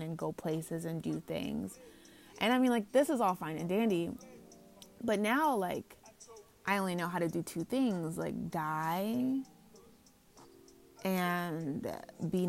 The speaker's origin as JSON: {"language": "English", "country": "United States", "also_born_or_lived": "Los Angeles, California", "said": "I'm from here, like, I'm an American"}